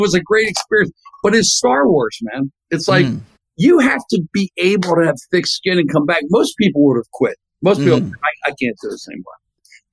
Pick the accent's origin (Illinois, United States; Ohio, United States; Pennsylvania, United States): Pennsylvania, United States; Philadelphia; I grew up in Philadelphia